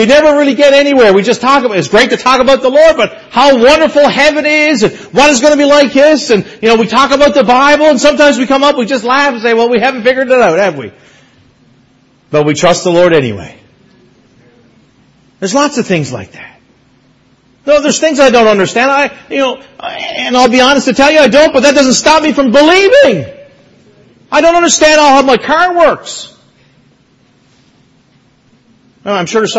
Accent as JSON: {"language": "English", "town": "Mount Pearl", "region": "Newfoundland and Labrador", "country": "Canada", "tie": "born or raised there", "said": "The church that I grew up in Mount Pearl, Newfoundland, I preached there last Sunday"}